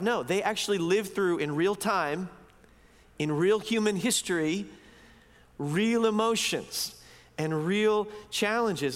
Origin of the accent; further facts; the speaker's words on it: United States; moved away as an adult; also born or lived in East Coast; now in Vancouver, Canada; as American Christians